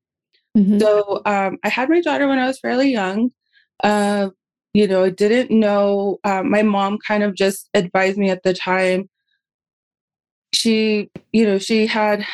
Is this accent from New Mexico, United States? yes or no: yes; Santa Ana Pueblo, New Mexico, United States; also born or lived in Oklahoma; I am in Santa Ana, Pueblo, New Mexico. I'm also from Santa Ana, Pueblo.